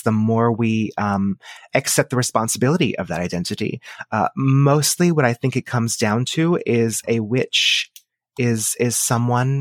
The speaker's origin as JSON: {"language": "English", "region": "Texas", "country": "United States", "tie": "born or raised there", "said": "I was born and raised in Texas. I still live here now"}